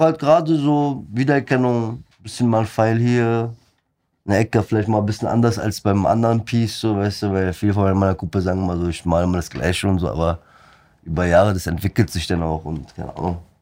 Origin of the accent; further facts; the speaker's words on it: Black Sea Region, Turkey; moved away; bei mir am Schwarzen Meer, wo ich herkomme aus der Türkei